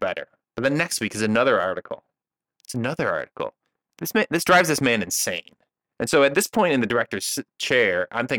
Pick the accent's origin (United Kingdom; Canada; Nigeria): Canada; So I'm a Canadian man.